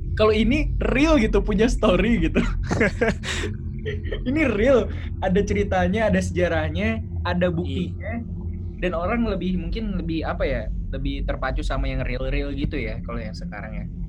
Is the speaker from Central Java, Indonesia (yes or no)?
no; Bekasi, West Java, Indonesia; also born or lived in Malang; gua ini kan dari Bekasi